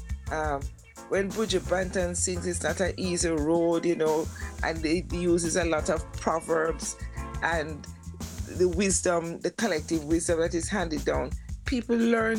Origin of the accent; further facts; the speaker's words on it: Kingston, Jamaica; I grew up in Kingston